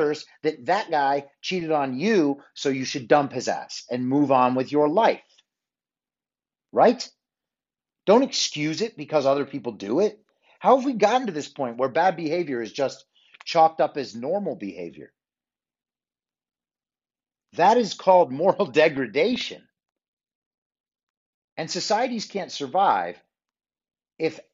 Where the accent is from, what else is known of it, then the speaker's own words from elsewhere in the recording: New York, United States; when I was growing up in New York.